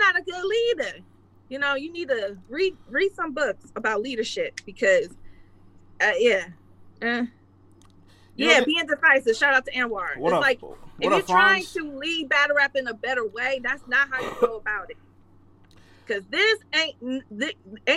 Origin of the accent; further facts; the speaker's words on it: Detroit, Michigan, United States; I'm from Detroit